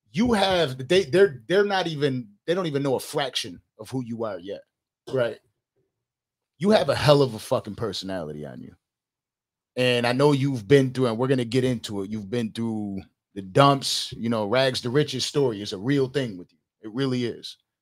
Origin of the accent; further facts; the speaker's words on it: Buffalo, New York, United States; I'm from Western New York and Buffalo